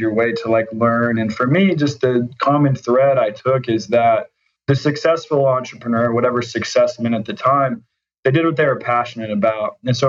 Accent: Oklahoma City, Oklahoma, United States; Oklahoma City, Oklahoma.

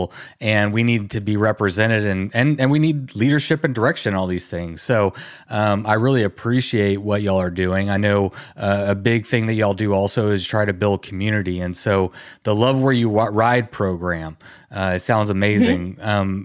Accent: Texas, United States; I come from Texas. We don't have mountains around here

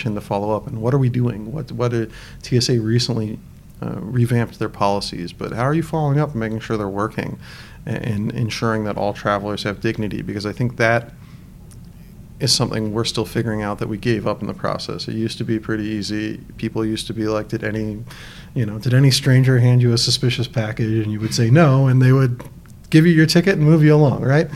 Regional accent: Northern Virginia, United States; now in San Francisco, United States; I grew up in Northern Virginia

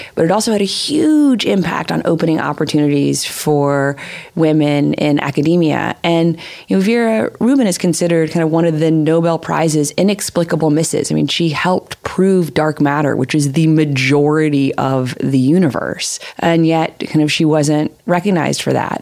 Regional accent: Little Rock, Arkansas, United States; when I was growing up in Little Rock

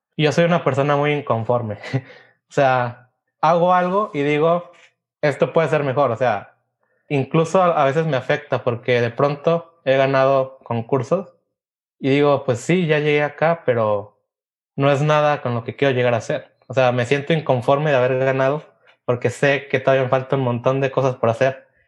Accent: Mexico; como mexicanos y como latinos

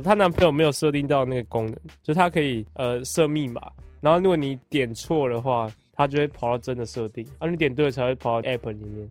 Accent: Wugu, New Taipei, Taiwan; also born or lived in Sanchong, New Taipei; 我小学在五

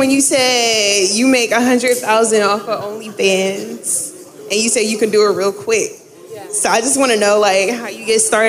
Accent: Marietta, Georgia, United States; I'm from Marietta.

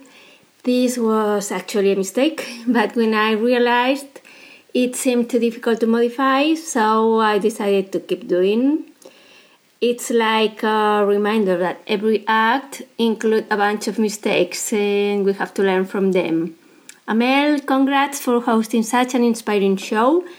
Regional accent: Madrid, Community of Madrid, Spain; moved away as an adult; also born or lived in South America / Europe / Asia; I'm from Madrid, Spain

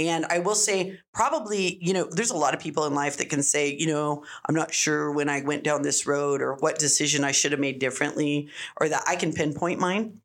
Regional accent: Las Cruces, New Mexico, United States; that's what you do when you're growing up in Cruces. You work in restaurants

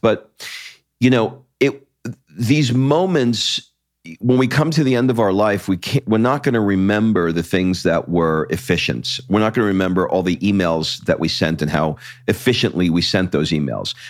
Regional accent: United States; also born or lived in California; the identity that I have as an American

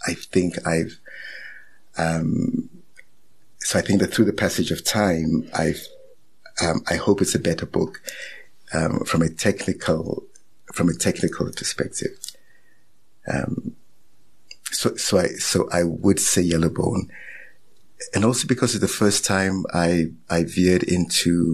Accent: Ghana; also born or lived in Nigeria; now in South Africa; growing up in West Africa

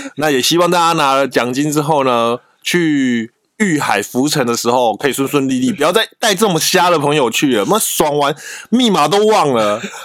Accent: Taiwan; 我台湾人

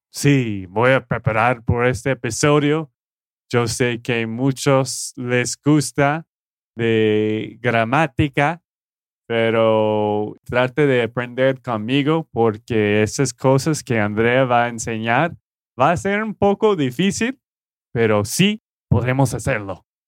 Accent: Texas, United States; de Texas, Estados Unidos

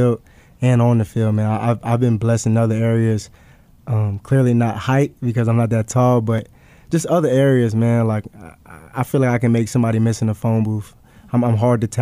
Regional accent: Richmond, Virginia, United States; moved away as an adult; now in Scottsdale, United States; I'm from Richmond, Virginia originally.

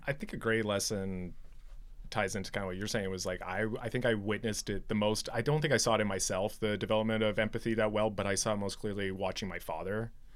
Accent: Medicine Hat, Alberta, Canada; I grew up in Southern Alberta, Medicine Hat

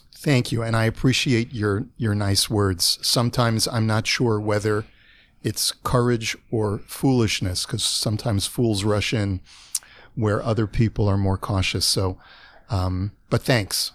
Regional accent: Los Angeles, California, United States; moved away as an adult; now in Toronto, Canada; I moved to Toronto from Los Angeles. I was already forty-eight years old

